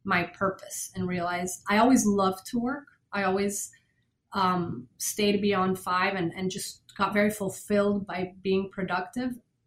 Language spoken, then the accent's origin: English; Venezuela; moved away as an adult; also born or lived in Boston, United States; now in Miami, United States; I grew up in Venezuela from German and Norwegian parents.